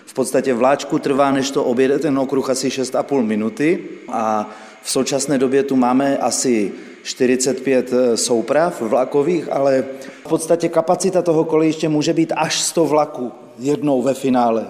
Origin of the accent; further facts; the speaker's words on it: Liberec, Liberec Region, Czechia; moved away as an adult; also born or lived in Žďár nad Sázavou; now in Bohumín, Czech Republic; jsem odevšat a odnikud, původem jsem z Liberce, jsem, jsem se přiženil